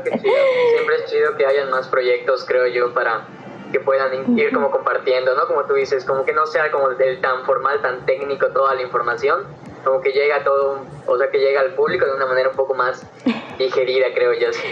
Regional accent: Yucatán, Mexico; yo soy de Yucatán

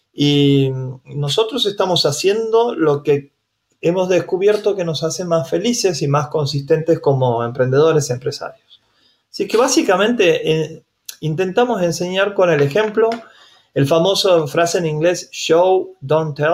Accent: Santiago del Estero, Argentina; soy de Santiago del Estero

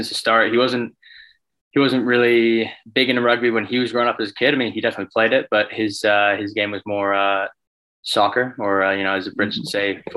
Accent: Cochrane, Alberta, Canada; also born or lived in Calgary; I was just in my hometown, Cochrane, Alberta

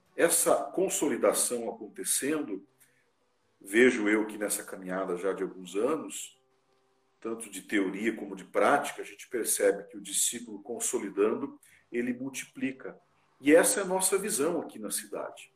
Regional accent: Ponta Grossa, Paraná, Brazil; moved away as an adult; now in Carazinho, Brazil; Sou natural lá de Ponta Grossa, no Paraná, pertinho ali de Curitiba

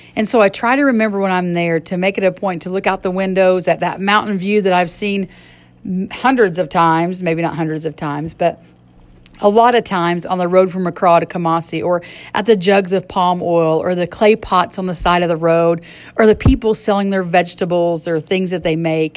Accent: United States; how spoiled as Americans we are

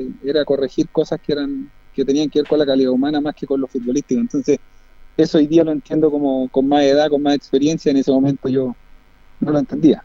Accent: Linares, Maule, Chile; yo soy nacido y criado en Linares

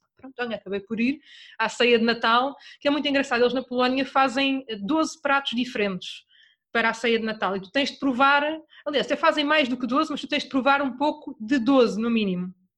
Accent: Torres Vedras, Centro, Portugal; eu sou de Torres Vedras

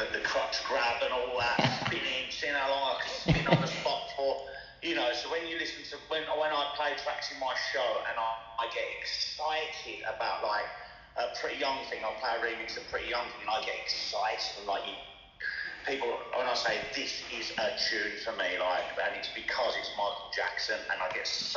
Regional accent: Crawley, South East England, United Kingdom; now in Birmingham, United Kingdom; where I was from, am from in Crawley

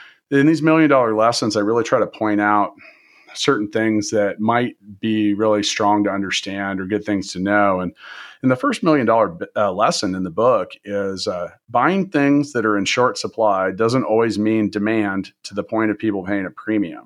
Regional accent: Kansas City, United States; moved away as an adult; also born or lived in Indianapolis, Indiana; I'm from Kansas and Kansas City

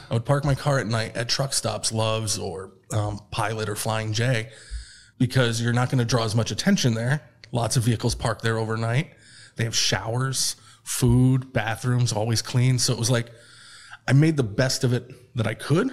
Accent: Troy, New York, United States; moved away as an adult; now in Austin, United States; we're from Troy, New York

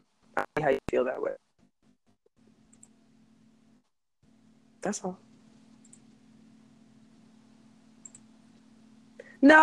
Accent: Pensacola, Florida, United States; born or raised there

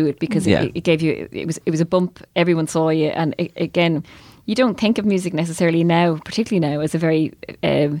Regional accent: Ireland

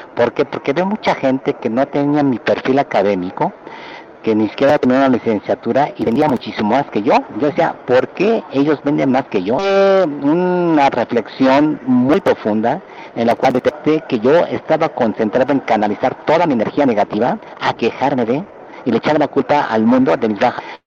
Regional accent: Mexico City, Mexico; moved away as an adult; also born or lived in Berkeley, United States / Japan; nací en la Ciudad de México, de ascendencia japonesa

